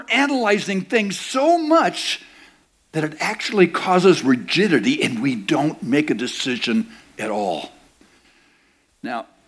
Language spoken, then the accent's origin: English; United States; I'm an American